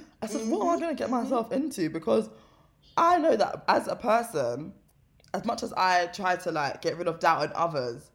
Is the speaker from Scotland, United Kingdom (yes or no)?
no; London, United Kingdom; I'm also from South London